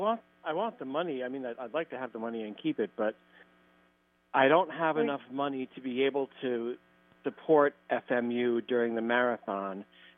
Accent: New York City, New York, United States; I'm in the middle of moving, and I'm from New York City, but I've moved upstate

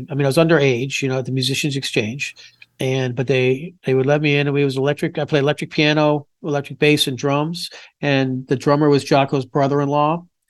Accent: Pompano Beach, Florida, United States; moved away as an adult; also born or lived in Louisville, Kentucky / Wheaton, Illinois / Boston; grew up in Pompano Beach, Florida.

